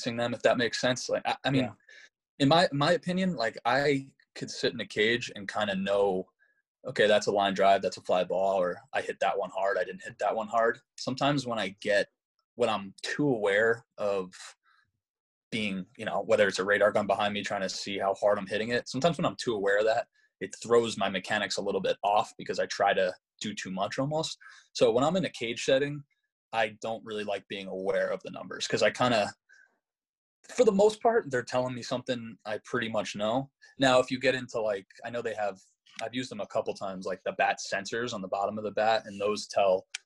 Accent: United States; born or raised there

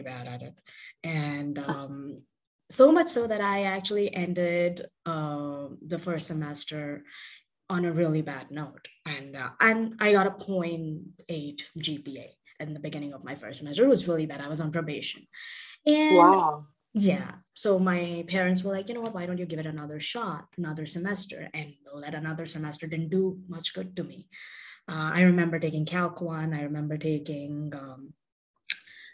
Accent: India; also born or lived in Southern India / New Delhi / United States; now in Bengaluru, India; I was born and raised in India, so I've completed my high school and everything here.

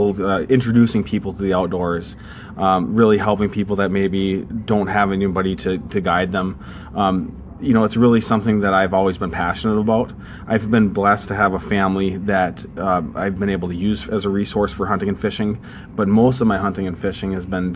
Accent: Prior Lake, Minnesota, United States; also born or lived in Georgia; When we moved from Georgia to Minnesota, we lived in south of the Twin Cities in a town called Prior Lake, Minnesota. I fished just about every day in the summer down there.

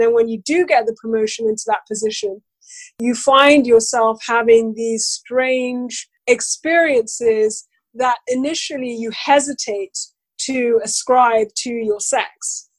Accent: Nigeria; As a Black woman, as a Nigerian, those characteristics that I have more of an impact on how people treat me

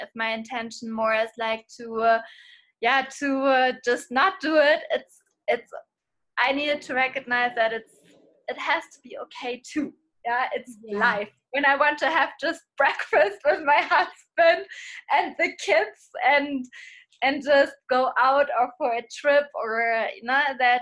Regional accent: Hamburg, Germany; I'm from Hamburg, from Germany

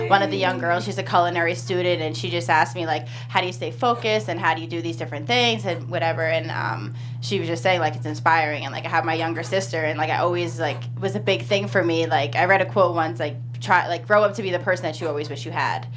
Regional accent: East Coast, United States; we're from Jersey, New York, East Coast

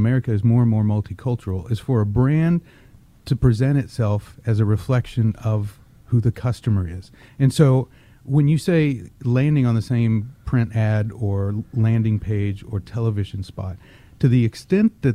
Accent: Texas, United States; I was born in Texas. I grew up speaking both English and Spanish

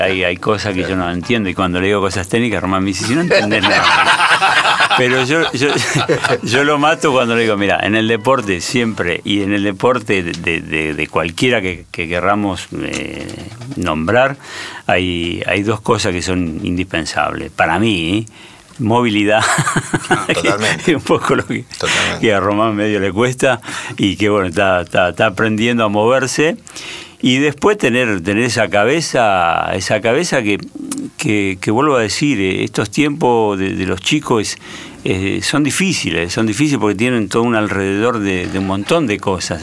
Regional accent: Argentina; nosotros somos, el argentino es deportista

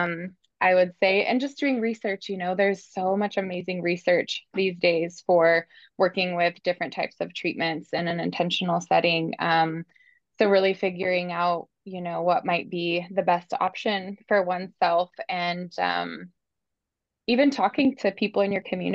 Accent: Bend, Oregon, United States; Oregon's my home state. Actually, I'm from Bend too

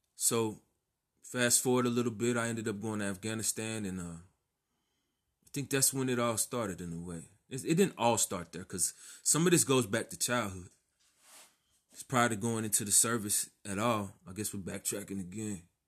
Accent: Texas, United States; I grew up in Texas

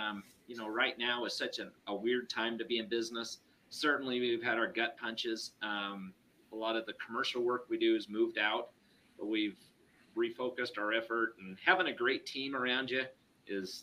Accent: Ogden, Utah, United States; I was from Ogden

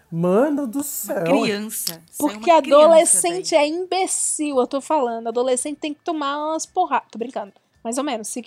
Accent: Ceará, Brazil; Eu sou do Ceará, eu era de periferia, nunca viajei para fora assim na, nesse esquema.

